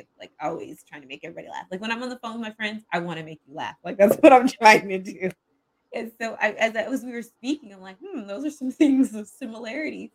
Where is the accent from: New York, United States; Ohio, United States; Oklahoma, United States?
Oklahoma, United States; Edmond; moved away; I grew up in the Midwest in Oklahoma City. Actually, it's a suburb called Edmond.